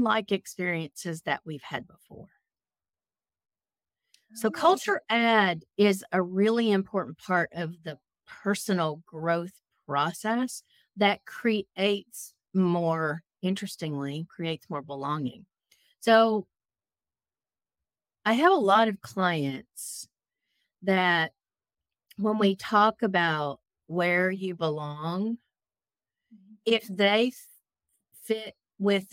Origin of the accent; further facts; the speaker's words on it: Texas, United States; moved away as an adult; also born or lived in Raleigh, North Carolina; I was living in Raleigh, North Carolina, and I born and raised in Texas.